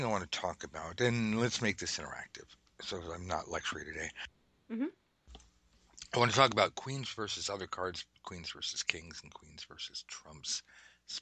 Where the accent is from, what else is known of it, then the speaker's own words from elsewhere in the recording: United States; being American